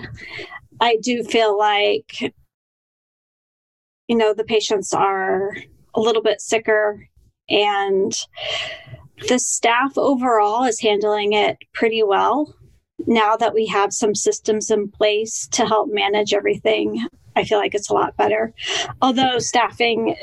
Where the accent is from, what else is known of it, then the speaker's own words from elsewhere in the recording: Denver, Colorado, United States; moved away as an adult; also born or lived in Seattle area, Washington; now in Seattle, United States; I grew up in Denver, Colorado